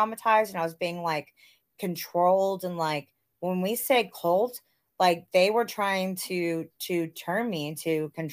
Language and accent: English; the South, United States; growing up in the South, and I went to school, I went to like an all-black school in elementary school, because where I grew up was still segregated.